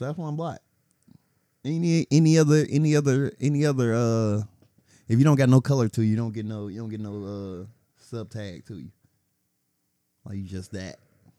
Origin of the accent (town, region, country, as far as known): United States; born or raised there